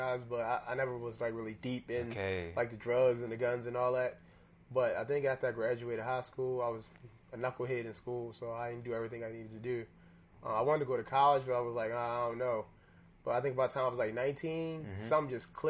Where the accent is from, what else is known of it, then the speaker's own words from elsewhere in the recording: Baltimore, Maryland, United States; moved away as an adult; I grew up mostly in West Baltimore